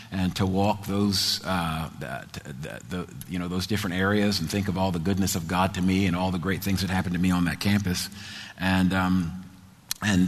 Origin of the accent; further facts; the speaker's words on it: New Jersey, United States; moved away; New Jersey, where I'm from. I'm a Jersey boy from New Jersey.